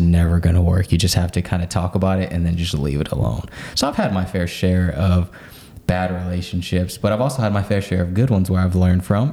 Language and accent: English; Oklahoma City, Oklahoma, United States; I was born and raised in Oklahoma City